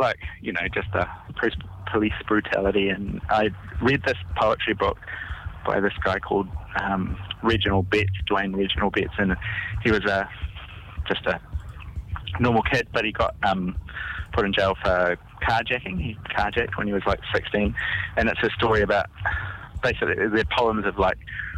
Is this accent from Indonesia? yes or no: yes; Indonesia; now in New Zealand; I grew up in Indonesia